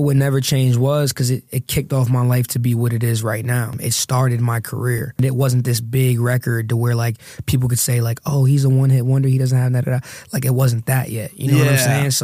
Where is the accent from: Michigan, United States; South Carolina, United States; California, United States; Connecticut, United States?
Connecticut, United States; New Haven; growing up in New Haven